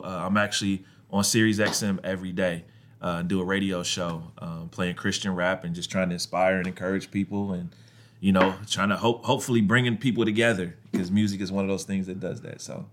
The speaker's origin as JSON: {"language": "English", "region": "Ohio", "country": "United States", "tie": "born or raised there", "said": "I grew up in Ohio"}